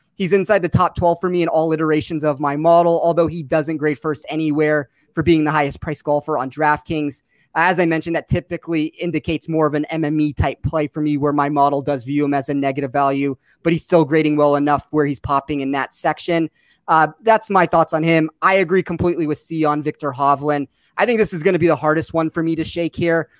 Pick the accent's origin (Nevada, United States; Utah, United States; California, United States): Nevada, United States; Las Vegas; my hometown of Las Vegas